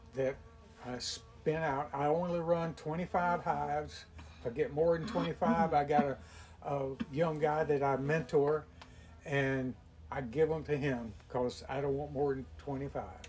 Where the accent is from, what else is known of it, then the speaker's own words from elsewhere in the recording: Williston, Florida, United States; moved away as an adult; also born or lived in Saint Petersburg, Florida; now in Brooksville, United States; I was born and raised in Williston, which is south of Gainesville